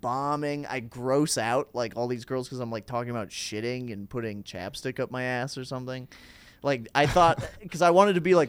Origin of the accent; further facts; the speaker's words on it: Plymouth, Minnesota, United States; now in Chicago, United States; just outside Minneapolis in a suburb uh, called Plymouth